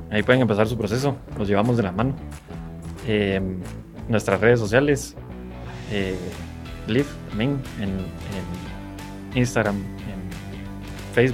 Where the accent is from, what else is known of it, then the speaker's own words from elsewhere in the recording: Guatemala; born there; gracias a Dios nacimos en una posición en Guatemala privilegiada